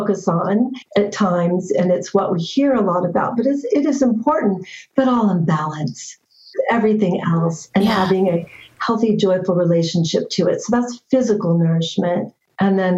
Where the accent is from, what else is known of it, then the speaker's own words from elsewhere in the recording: Northern California, United States; I grew up in California, also Northern California